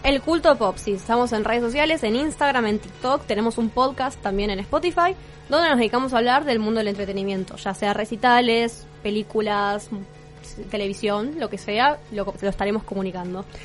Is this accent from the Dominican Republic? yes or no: no; Argentina